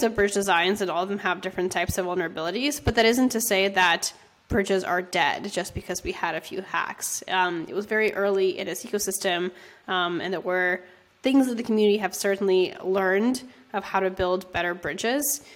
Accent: San Francisco, California, United States; I'm from San Francisco

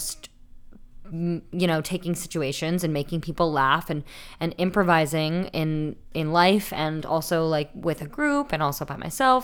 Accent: Smithville, New Jersey, United States; moved away; Originally from South Jersey

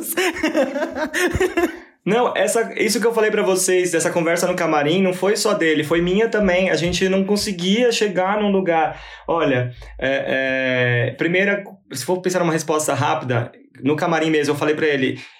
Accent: São Paulo, Brazil; Sou daqui de São Paulo.

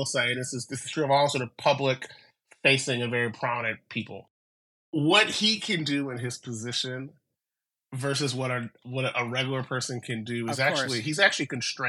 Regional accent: San Francisco, California, United States; also born or lived in Vallejo; I grew up in San Francisco, and it's a wildly different city now than it was then. But I grew up. Mm. We ended up moving to Vallejo because it was cheaper. My parents could afford a house there. But I spent a lot of time in San Francisco in the 80s.

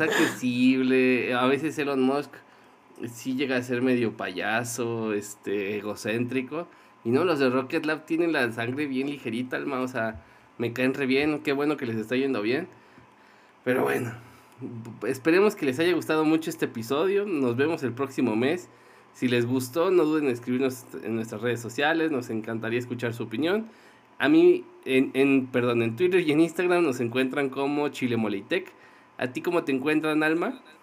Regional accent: Mexico City, Mexico; los mexicanos, más, más los que venimos de la Ciudad de México

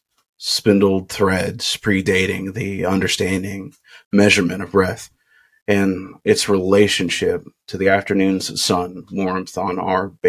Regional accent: Kentucky, United States; I'm from Kentucky and I say soda too

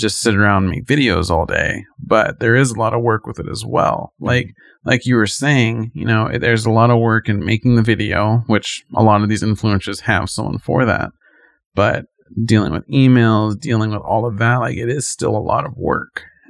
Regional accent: Hollywood, California, United States; Growing up in Hollywood, we saw maybe actors like at the red carpet

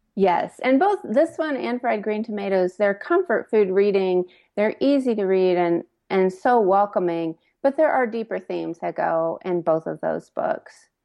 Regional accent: Indiana, United States; now in Lexington, United States; I grew up in Indiana, but my mom was from Kentucky, and I actually live in Lexington now

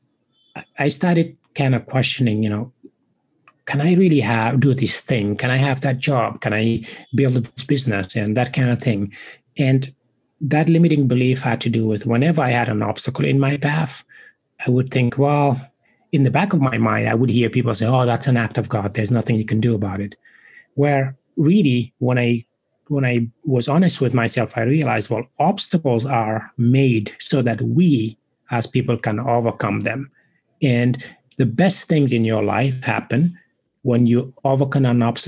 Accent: Senegal; English is a second language; moved away as an adult; now in United States; I was born and raised in West Africa, in Senegal. I now live in the United States and have been for 20 plus years

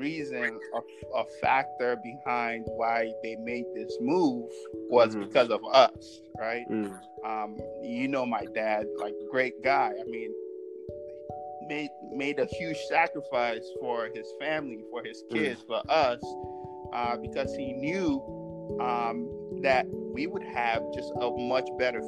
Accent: United States; I don't even remember Mexicans being in my community at that time on the school systems that I grew up in America.

